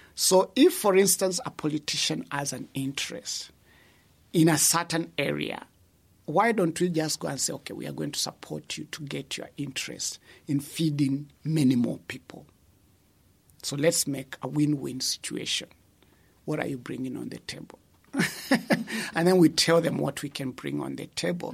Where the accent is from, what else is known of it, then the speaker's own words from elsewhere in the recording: Kenya; moved away as an adult; also born or lived in Netherlands; now in Uganda; I'm originally from Kenya